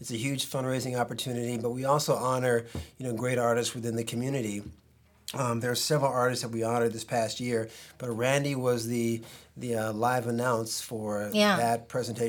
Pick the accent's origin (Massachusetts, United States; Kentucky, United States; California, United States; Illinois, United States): California, United States; Los Angeles; I'm a native Los Angelino